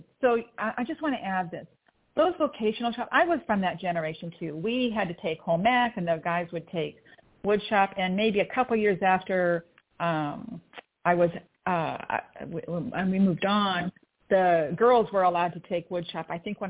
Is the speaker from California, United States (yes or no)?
yes; Torrance, California, United States; I grew up mostly in the South Bay in Torrance.